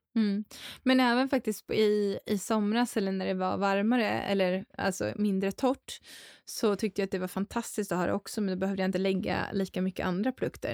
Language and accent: Swedish; Dalarna County, Sweden; moved away; Mina hemtrakter